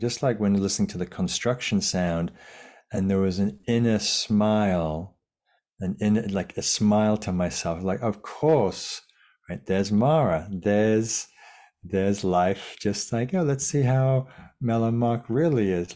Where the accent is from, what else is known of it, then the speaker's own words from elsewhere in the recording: Lake District, North West England, United Kingdom; now in Sausalito, United States; in the fells of, of northern England where I grew up in the Lake District.